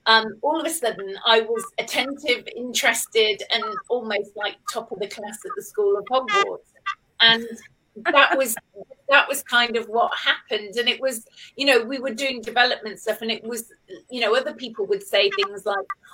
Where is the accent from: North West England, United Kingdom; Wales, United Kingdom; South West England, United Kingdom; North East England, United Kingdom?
North West England, United Kingdom; Cheshire; moved away as an adult; also born or lived in Stoke-on-Trent / London; now in Cornwall, United Kingdom; I was born in Stoke-on-Trent up north, but I was brought up living in Cheshire. And then I went to school there.